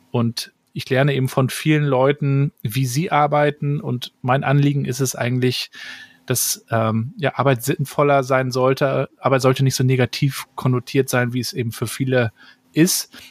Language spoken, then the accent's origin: German; Rostock, Mecklenburg-Vorpommern, Germany; Ich bin also in Rostock-Warnemünde aufgewachsen. Wer schon mal da war, weiß, wir haben einen tollen Strand